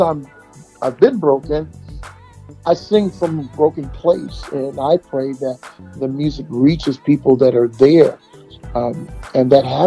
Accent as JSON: {"language": "English", "area": "Bay Area", "region": "California", "country": "United States", "tie": "born or raised there", "said": "I'm from the Bay Area, California."}